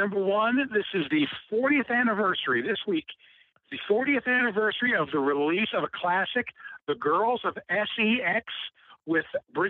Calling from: Cincinnati, Ohio, United States; from Cincinnati.

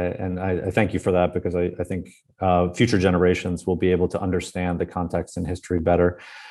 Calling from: Berlin, Germany; and I'm speaking actually from Berlin, so I'll say occasionally here in Berlin

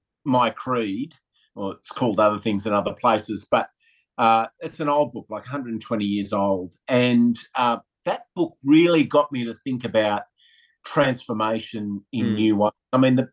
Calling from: Sydney, New South Wales, Australia; Coming from home in Sydney today on Gadigal Land.

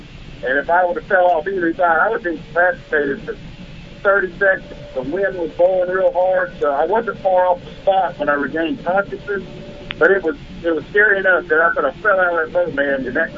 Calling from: Charlotte, North Carolina, United States; This is that kid, 4 feet, man. Charlotte, North Carolina. How you guys doing?

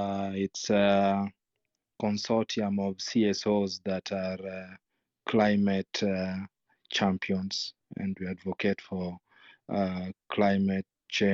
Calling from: Kisumu, Kisumu County, Kenya; I'm joining from Kisumu, Kenya.

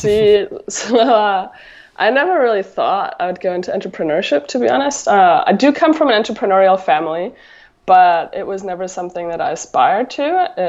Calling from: Encinitas, California, United States; I'm calling in from Southern California, Encinitas to be specific.

